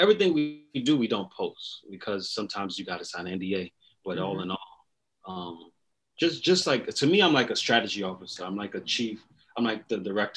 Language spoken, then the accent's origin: English; East Orange, New Jersey, United States; also born or lived in Newark, New Jersey; I'm from New Jersey, East Orange, New Jersey. I was born in Newark, New Jersey